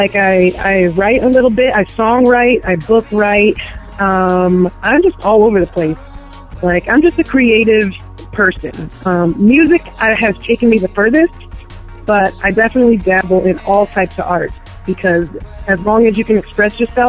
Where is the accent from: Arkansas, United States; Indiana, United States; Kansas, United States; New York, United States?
New York, United States; New York City; And I am from New York City, up here in NYC.